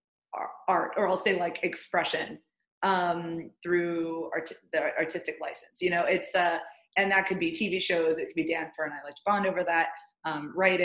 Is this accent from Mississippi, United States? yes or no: no; New York, United States; I am a New York Jew